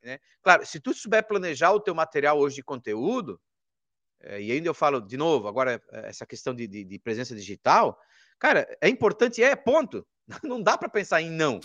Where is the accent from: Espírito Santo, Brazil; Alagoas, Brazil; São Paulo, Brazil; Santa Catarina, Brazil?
Santa Catarina, Brazil; Rio do Sul; moved away; lá na minha cidade, que era antes Rio do Sul, em Santa Catarina